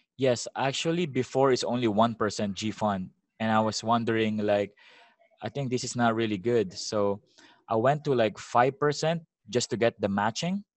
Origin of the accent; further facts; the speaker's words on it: Philippines; also born or lived in Vallejo, California, United States; now in Sasebo, Japan; I'm from the Philippines, right? So when I went to America, it's been like only a year